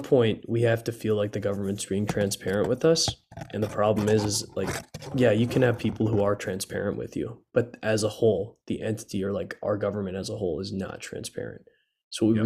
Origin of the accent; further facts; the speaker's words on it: United States; as an American